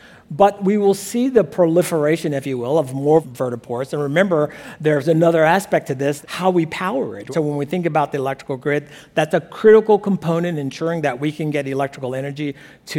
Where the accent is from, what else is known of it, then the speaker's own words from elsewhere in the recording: Alabama, United States; a small boy growing up in Alabama